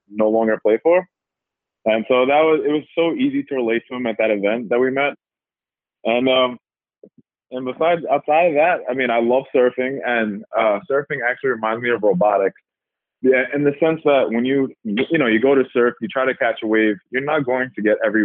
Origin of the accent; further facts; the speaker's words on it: New York City, New York, United States; I'm from Staten Island, New York